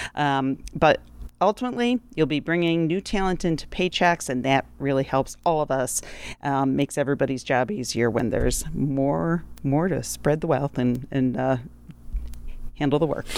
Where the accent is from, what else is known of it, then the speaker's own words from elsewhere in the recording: Rochester, New York, United States; growing up in Rochester, New York in nineteen seventy-one